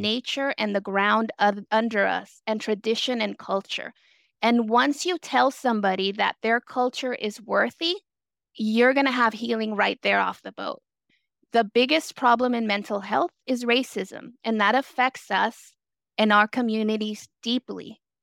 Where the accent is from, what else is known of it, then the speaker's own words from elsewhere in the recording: San Francisco, California, United States; also born or lived in El Salvador / Ingleside, San Francisco; raised in the Mission District. I was a child immigrant